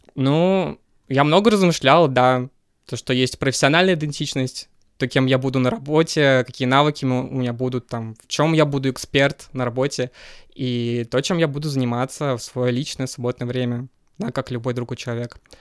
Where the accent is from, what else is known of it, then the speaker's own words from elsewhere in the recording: Kazan, Tatarstan, Russia; moved away as an adult; now in Moscow, Russia; я родился в Казани